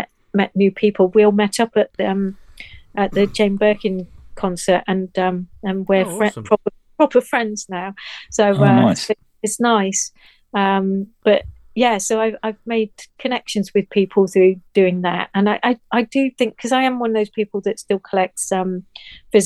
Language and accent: English; Nottingham, East Midlands, United Kingdom; moved away; I come from Nottingham, as you know, and I need to go and see my family at some point